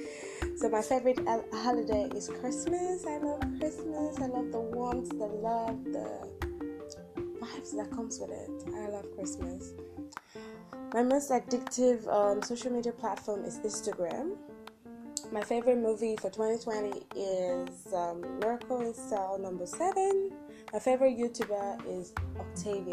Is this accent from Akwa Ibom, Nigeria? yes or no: yes; Akwa Ibom, Nigeria; I'm from Akwa Ibom State in Nigeria